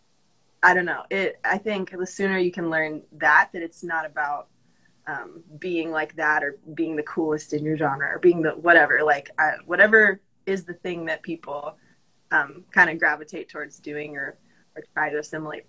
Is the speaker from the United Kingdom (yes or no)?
no; Colorado Springs, Colorado, United States; moved away as an adult; now in Nashville, United States; I'm from Colorado Springs